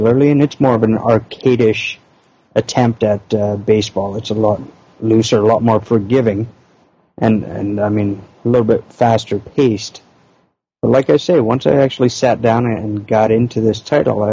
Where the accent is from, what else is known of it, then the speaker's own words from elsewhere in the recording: Canada; we're Canadian